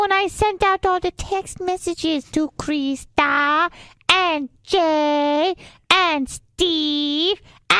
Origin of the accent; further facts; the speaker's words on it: Venezuela; now in United States; I'm not even from America. We don't do Thanksgiving in Venezuela.